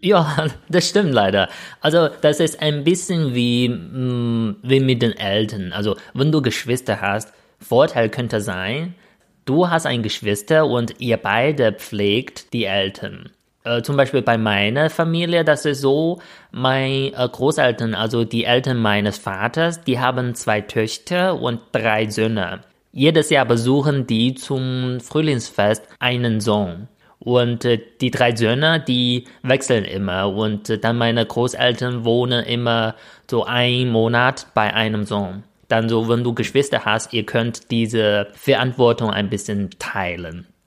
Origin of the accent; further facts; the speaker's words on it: northern China, China; German is a second language; moved away; ich komme auch aus Nordchina